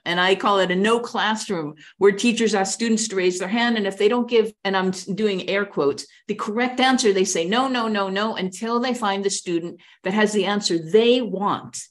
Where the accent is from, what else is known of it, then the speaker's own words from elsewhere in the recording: New York, United States; moved away; the longer I live abroad, I'm from New York